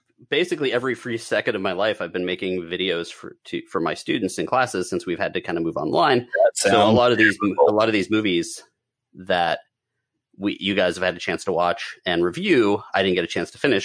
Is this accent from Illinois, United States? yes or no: no; Pittsburgh, Pennsylvania, United States; I'm from Pittsburgh